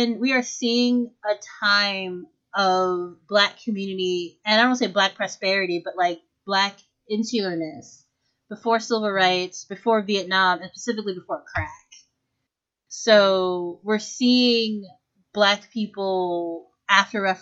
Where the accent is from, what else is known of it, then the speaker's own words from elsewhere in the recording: Washington, District of Columbia, United States; I'm from Southeast D.C.